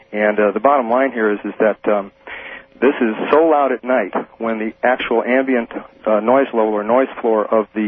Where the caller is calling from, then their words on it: Maui, Hawaii, United States; Maui, Hawaii.